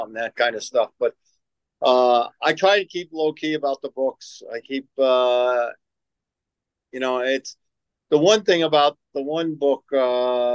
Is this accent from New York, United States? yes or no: yes; New York City, New York, United States; moved away; growing up in the Woodlawn section of the Bronx in New York